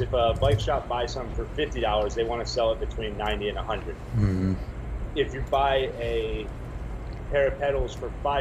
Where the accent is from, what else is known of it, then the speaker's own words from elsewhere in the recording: Baltimore, Maryland, United States; moved away as an adult; also born or lived in Las Vegas / East Coast; I grew up in Baltimore and then moved to Vegas when I was 18